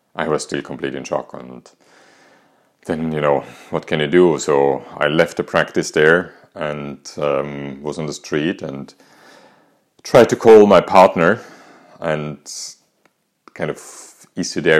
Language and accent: English; Austria; English is a second language; as you might hear from my accent, I'm not English, neither American, I'm actually Austrian.